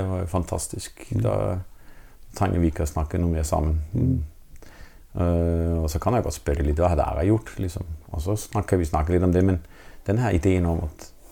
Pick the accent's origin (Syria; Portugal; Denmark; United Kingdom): Denmark; Norwegian is a second language; moved away as an adult; now in Norway; det at jeg er dansk